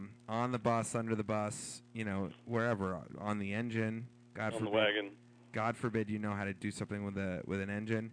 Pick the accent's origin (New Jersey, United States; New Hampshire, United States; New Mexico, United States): New Hampshire, United States; Hanover; my hometown, not in Hanover, New Hampshire